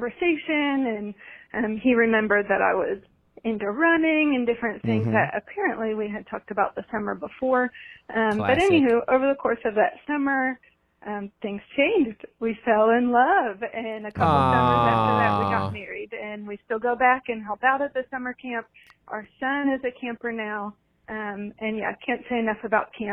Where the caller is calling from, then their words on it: Fredericksburg, Virginia, United States; I'm calling from Fredericksburg, Virginia